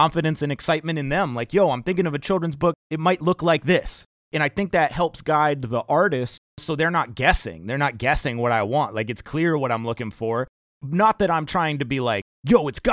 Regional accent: Wells, Maine, United States; now in Sanford, United States; I grew up in Wells, but I moved to Sanford

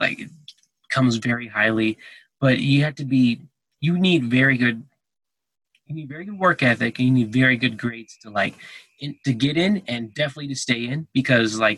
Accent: Texas, United States; now in Colorado, United States; I was born in Texas

